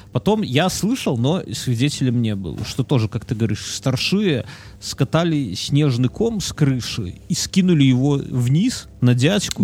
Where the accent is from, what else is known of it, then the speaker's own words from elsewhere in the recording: Belarus; Нам, белорусам